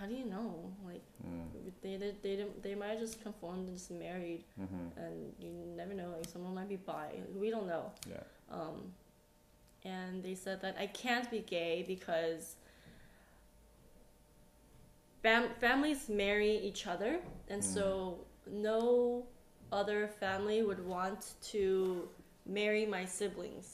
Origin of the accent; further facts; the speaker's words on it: United States; moved away as an adult; now in South Korea; growing up Asian American in the States